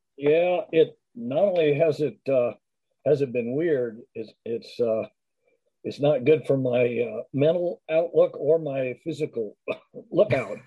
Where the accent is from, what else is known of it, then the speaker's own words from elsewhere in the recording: Culver City, California, United States; also born or lived in Los Angeles; grew up in Culver City